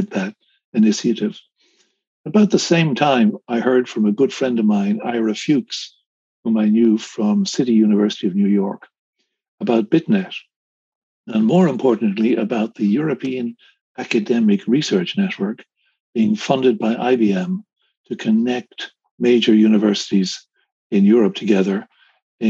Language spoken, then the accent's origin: English; Dublin, Leinster, Ireland; also born or lived in Manchester, England; I live in Dublin, in Ireland. I've lived there most of my life. I came to Dublin at the age of 2 with my parents, and I'm Irish.